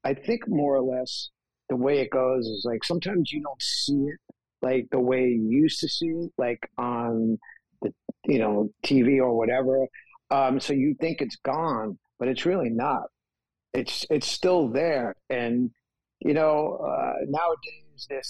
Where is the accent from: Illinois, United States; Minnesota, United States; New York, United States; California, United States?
New York, United States; growing up in New York